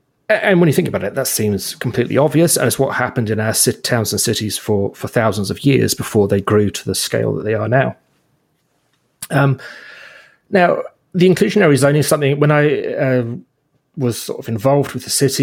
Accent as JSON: {"language": "English", "country": "United Kingdom", "tie": "born or raised there", "moved": "yes", "lives_now": "Ontario, Canada", "said": "when I was growing up in Britain with what we call council housing"}